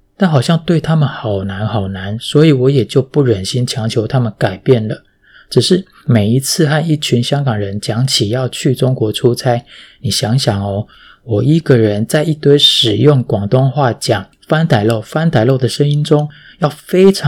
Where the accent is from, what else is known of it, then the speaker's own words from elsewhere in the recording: Taiwan; also born or lived in Fujian (ancestry); now in Hong Kong; 这可能是身为台湾人天生的那一点点的小体贴吧。